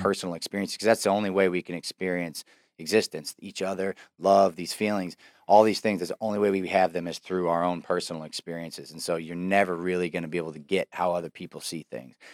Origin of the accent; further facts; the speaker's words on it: Davenport, Iowa, United States; my hometown in downtown Davenport